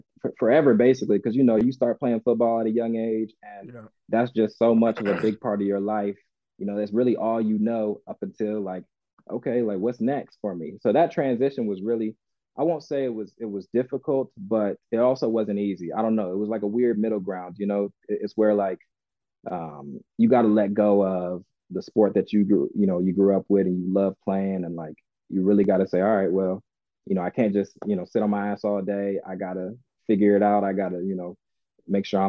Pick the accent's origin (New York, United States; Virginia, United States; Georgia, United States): Georgia, United States; also born or lived in Maryland; I was born in Maryland, raised in Georgia